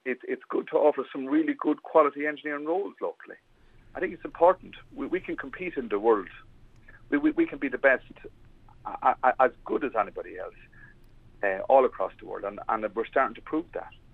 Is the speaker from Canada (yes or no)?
no; Westmeath, Leinster, Ireland; I'm born and bred in Westmeath